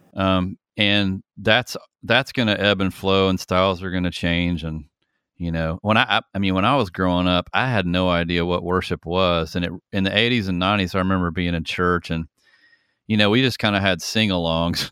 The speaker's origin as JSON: {"language": "English", "town": "Atlanta", "region": "Georgia", "country": "United States", "tie": "born or raised there", "also_born_or_lived": "San Francisco", "said": "I'm from Atlanta, Georgia. I've literally been in Georgia my entire life"}